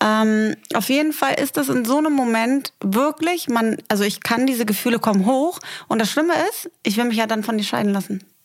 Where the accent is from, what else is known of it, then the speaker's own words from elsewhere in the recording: Germany; moved away as an adult; also born or lived in Berlin; now in Dubai, United Arab Emirates; wenn ich in meinem Heimatdorf Ganakesee zum Bäcker fahre, dann kennt mich die Frau seit ähm, 30 Jahren